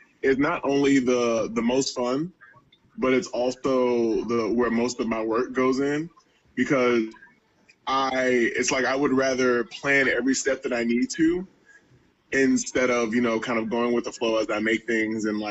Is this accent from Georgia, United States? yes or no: yes; Georgia, United States; moved away; back in Georgia, I'm originally from Georgia